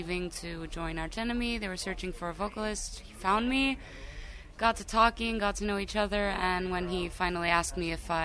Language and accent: English; Chicago, Illinois, United States; moved away; also born or lived in Greece; Born and raised in Chicago, then moved to Greece. Now I'm back in Chicago